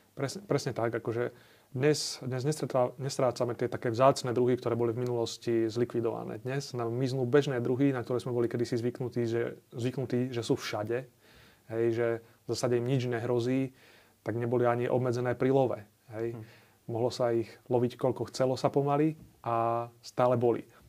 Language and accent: Slovak; Zákamenné, Žilina Region, Slovakia; u nás na Orave v Zákamenom